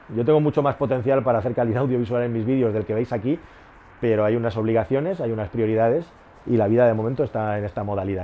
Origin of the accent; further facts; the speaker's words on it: Catalonia, Spain; moved away as an adult; also born or lived in Toledo / Madrid; Yo soy una de las pocas, no de las pocas, de las muchas personas privilegiadas de este país que es catalán y vive en Madrid